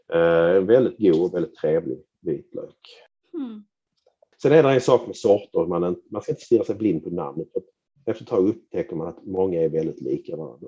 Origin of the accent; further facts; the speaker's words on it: Skåne, Sweden; för mig som skåning